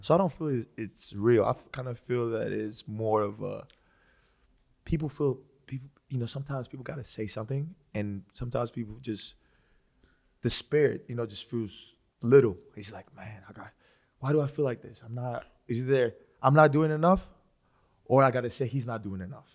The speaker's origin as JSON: {"language": "English", "country": "Greece", "tie": "born or raised there", "moved": "yes", "said": "I was born and raised in Greece"}